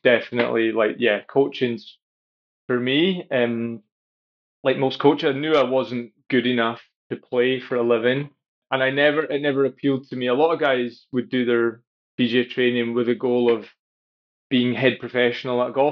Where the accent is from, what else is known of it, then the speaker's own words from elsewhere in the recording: Highlands of Scotland, United Kingdom; now in Helensburgh, United Kingdom; I grew up in the Highlands of Scotland